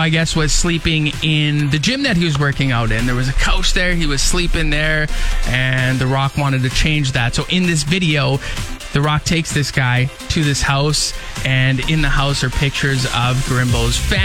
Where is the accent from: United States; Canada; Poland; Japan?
Canada; Regina, Saskatchewan; when I was growing up in the North End